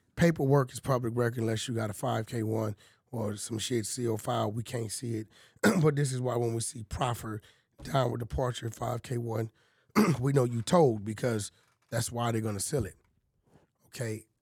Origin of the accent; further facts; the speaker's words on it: Los Angeles, California, United States; I'm from Pacoima, bro. I grew up eating mole, fighting roosters